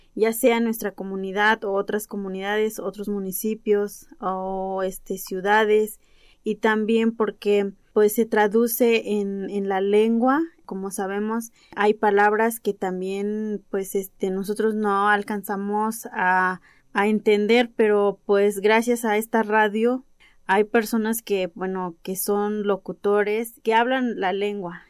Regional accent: Ayotuxla, Tezcatepec, Veracruz, Mexico; yo soy de la comunidad de Ayotuxla y soy otomí. Eh, bueno, vengo del municipio de Tezcatepec

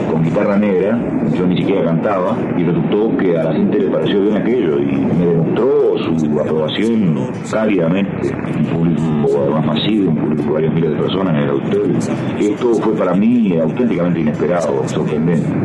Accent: Uruguay; moved away as an adult; now in Mexico; mientras estuve viviendo en mi tierra, yo canté en todas partes de mi país.

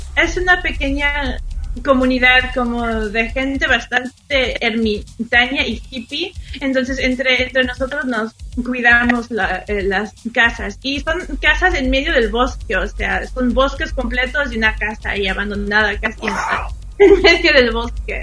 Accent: Xalapa, Veracruz, Mexico; Spanish is a second language; moved away; en Jalapa, Veracruz, donde yo crecí

